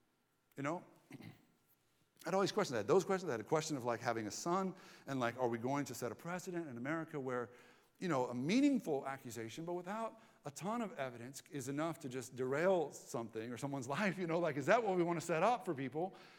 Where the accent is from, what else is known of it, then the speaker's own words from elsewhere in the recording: Southern United States, United States; I grew up in the Southern Bible Belt, and convinced of that Bible Belt dogma in my teens.